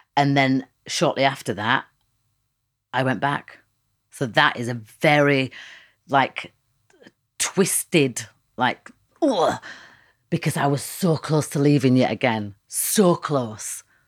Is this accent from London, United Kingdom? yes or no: no; Leeds, Yorkshire and the Humber, United Kingdom; I know where I come from. I'm from Leeds